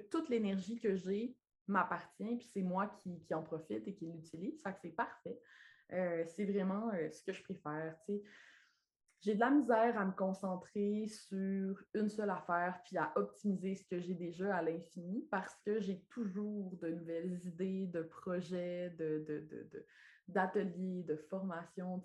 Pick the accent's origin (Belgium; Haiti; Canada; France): Canada; Lac Saint-Jean, Quebec; accent: accent du lac; now in Quebec City, Canada; je suis née et j'ai grandi au lac Saint-Jean